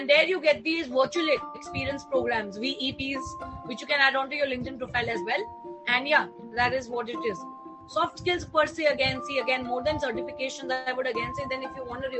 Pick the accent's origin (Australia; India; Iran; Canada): India